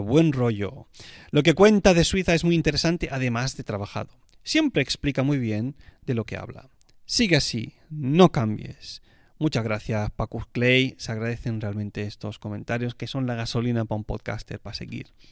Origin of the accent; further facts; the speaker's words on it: Spain; como español que soy